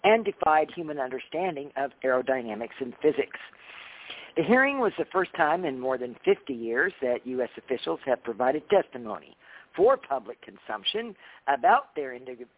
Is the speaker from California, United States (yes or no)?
yes; Mount Shasta, California, United States; I'm from Mount Shasta